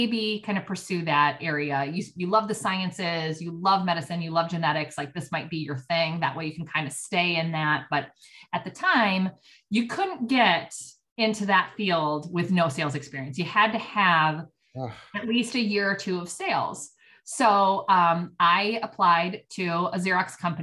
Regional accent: Oak Park, Illinois, United States; also born or lived in Champaign, Illinois; I was kind of born and raised in Oak Park. So I grew up in Oak Park

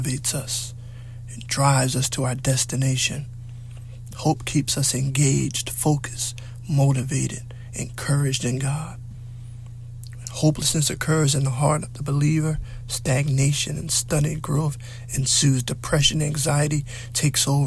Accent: United States

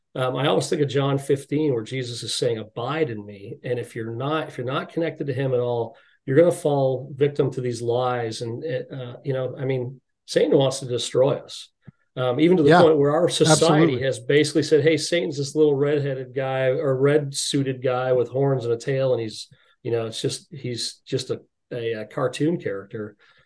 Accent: United States; We're American men, so we're very self-reliant. We're very self-sufficient.

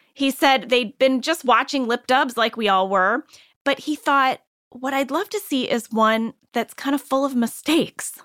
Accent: Ballwin, Missouri, United States; I know Baldwin because I grew up in Baldwin

